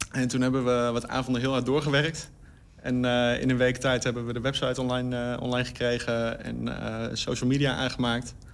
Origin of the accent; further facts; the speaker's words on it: Hengelo, Overijssel, Netherlands; Ik kom oorspronkelijk uit Hengelo, ja.